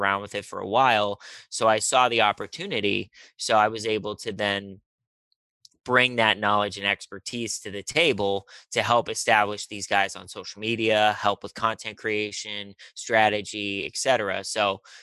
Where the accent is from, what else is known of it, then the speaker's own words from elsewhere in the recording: Pittsburgh, Pennsylvania, United States; moved away as an adult; also born or lived in Charlotte, North Carolina; now in Los Angeles, United States; I am from Pittsburgh, Pennsylvania